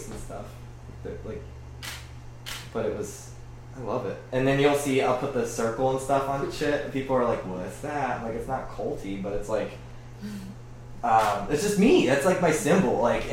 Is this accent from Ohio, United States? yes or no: yes; Fairborn, Ohio, United States; I'm from like Fairborn, Ohio.